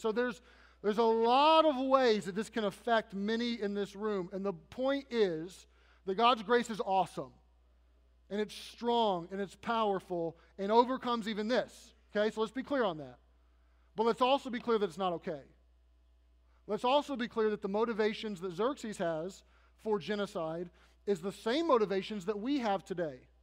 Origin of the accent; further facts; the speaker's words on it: United States; I am an American